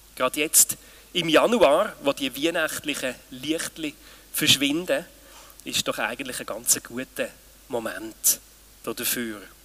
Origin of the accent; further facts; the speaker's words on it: Switzerland; bei uns in der Schweiz